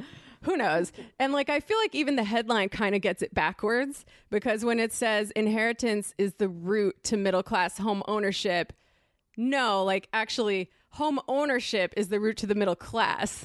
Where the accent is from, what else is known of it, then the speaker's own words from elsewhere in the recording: Connecticut, United States; moved away; I grew up in Connecticut, which is a bad place